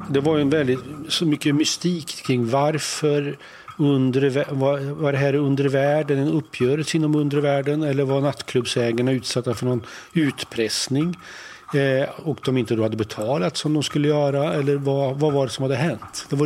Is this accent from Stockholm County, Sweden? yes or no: yes; Stockholm, Stockholm County, Sweden; Som stockholmare då och som jag driver restaurang på Regeringsgatan så är det så här, ganska...